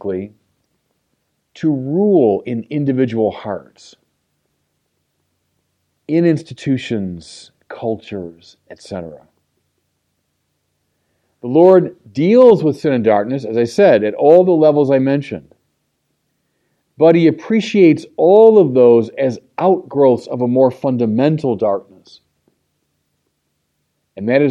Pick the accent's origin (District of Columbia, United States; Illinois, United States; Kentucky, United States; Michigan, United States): Illinois, United States; Chicago; my hometown of Chicago